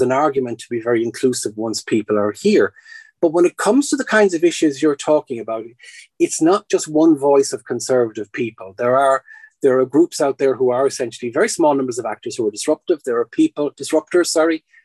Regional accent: Ireland; moved away as an adult; for the last 20 years living in Ireland, then before that abroad, and then before that growing up in Ireland.

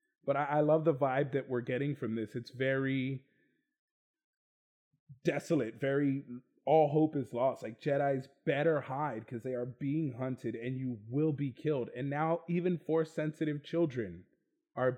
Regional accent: Texas, United States; I'm from Texas

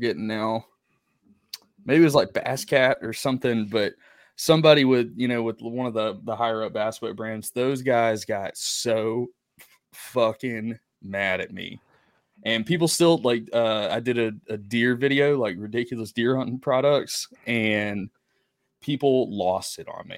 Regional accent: Sumter, South Carolina, United States; now in Greenville, United States; I've grown up in South Carolina.

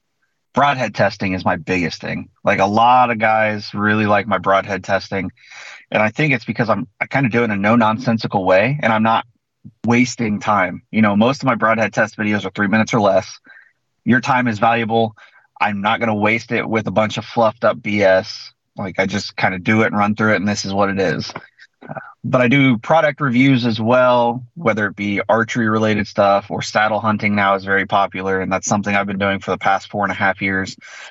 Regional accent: Central Illinois, United States; So I'm from Central Illinois. I'm the Midwest.

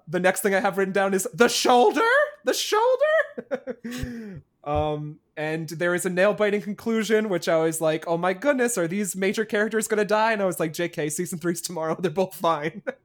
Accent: New Jersey, United States; I'm from New Jersey, and when it, I come from a state that's probably just as hated as Florida

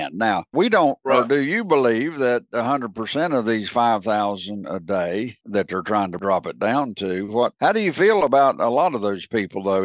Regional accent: United States; we speak as Americans

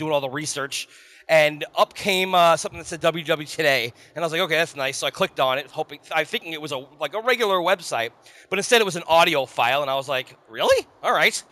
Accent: Long Island, New York, United States; Long Island. Well, that's okay. I grew up there

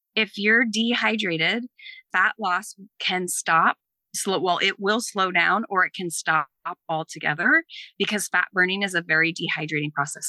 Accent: East Coast, United States; I'm from the East Coast. I say it funny.

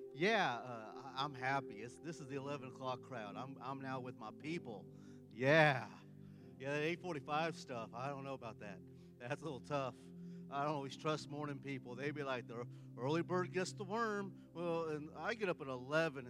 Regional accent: Porterville, California, United States; I'm from a place outside of Fresno, California, called Porterville

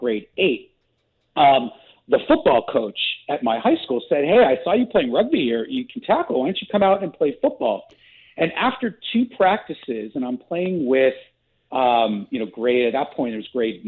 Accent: Southern California, United States; moved away; also born or lived in Canada; I was born in Canada. I grew up in Southern California. I moved back to Canada

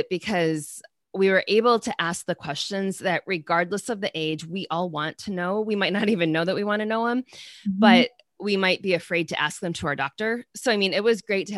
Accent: Michigan, United States; I'm from Michigan.

